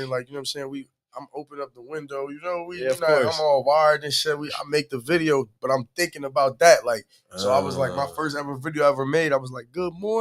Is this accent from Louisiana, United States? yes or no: no; Camden, New Jersey, United States; moved away as an adult; also born or lived in Newark, New Jersey; I was born in Newark, New Jersey, but I was really raised in Camden, New Jersey.